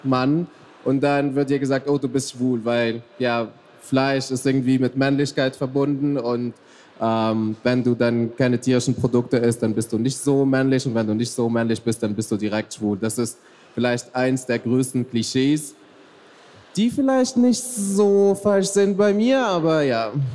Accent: Tunisia; moved away; also born or lived in Mecca, Saudi Arabia; also ich bin eigentlich in Mekka geboren worden, also im heiligsten Ort für Muslime, wow. äh, und bin in Tunesien aufgewachsen

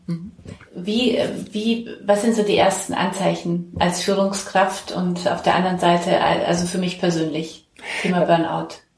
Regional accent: Bavaria, Germany; now in Hamburg, Germany; ich komme ja aus Bayern

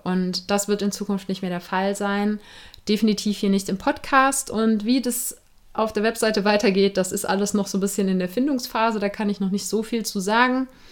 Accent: Germany; bei uns in Deutschland

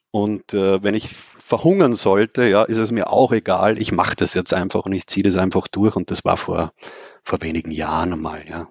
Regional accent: Austria; da war man natürlich als Österreicher

